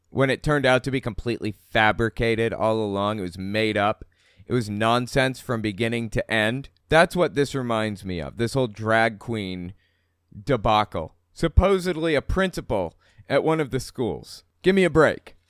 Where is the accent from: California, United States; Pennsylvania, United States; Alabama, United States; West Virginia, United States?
West Virginia, United States; Huntington; moved away; I was from Huntington, West Virginia also.